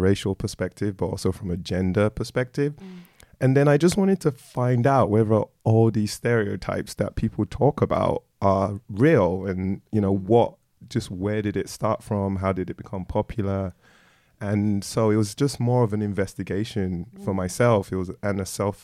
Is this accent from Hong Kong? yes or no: no; London, United Kingdom; also born or lived in Nigeria / Croydon; I grew up in Streatham, which is very multicultural.